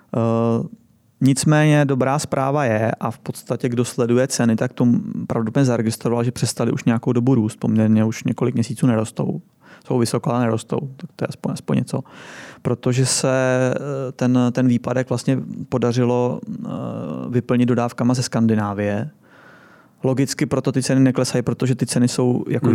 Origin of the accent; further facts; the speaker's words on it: Czechia; my jsme tady už jako fakt byrokraticky zkostnatělá země